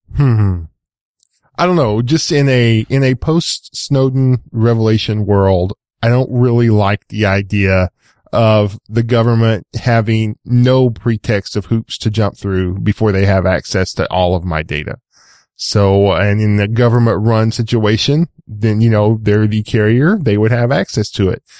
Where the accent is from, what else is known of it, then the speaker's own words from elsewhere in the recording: East Texas, United States; I'm from East Texas